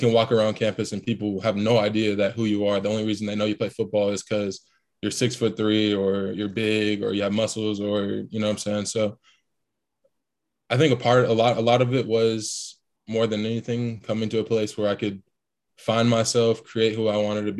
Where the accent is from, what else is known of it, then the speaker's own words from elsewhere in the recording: Tampa, Florida, United States; born there; also born or lived in Ohio / Texas; Yeah, so I was born in Tampa, Florida. My dad was stationed out there, kind of going overseas every once in a while. Moved to Ohio for about 2 years when I was super young.